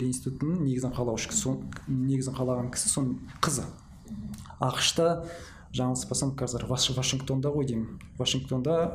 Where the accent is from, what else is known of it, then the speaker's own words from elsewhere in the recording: Almaty, Kazakhstan; мен өзім де алматыда туып өскендіктен